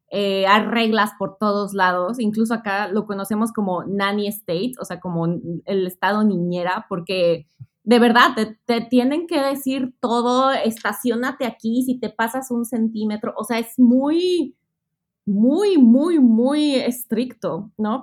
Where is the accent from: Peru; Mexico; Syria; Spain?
Mexico; Mexico City; moved away as an adult; now in Melbourne, Australia; yo soy mexicana del Distrito Federal, extinto Distrito Federal, ahora Ciudad de México